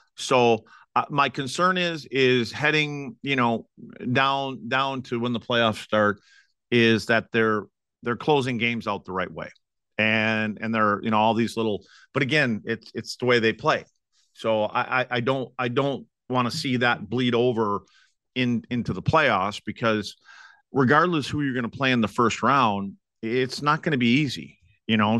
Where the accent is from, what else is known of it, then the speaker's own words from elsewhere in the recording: Wisconsin, United States; moved away; my hometown up in Wisconsin